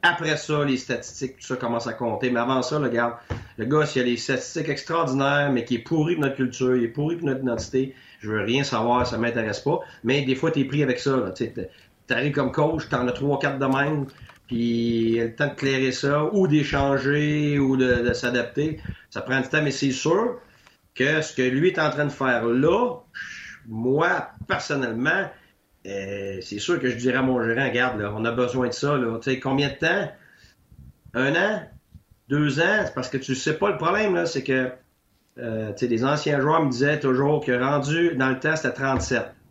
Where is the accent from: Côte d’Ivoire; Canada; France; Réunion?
Canada; Quebec; moved away as an adult; Je suis parti du Québec pendant 10 ans